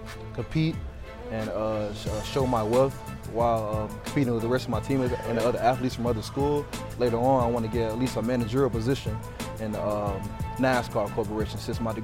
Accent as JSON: {"language": "English", "town": "Jacksonville", "region": "Florida", "country": "United States", "said": "Jacksonville, Florida."}